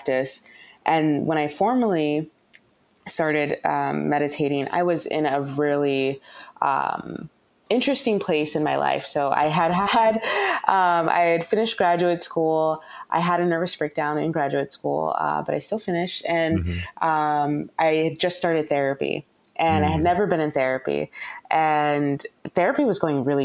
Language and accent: English; San Diego, California, United States; as a child growing up in San Diego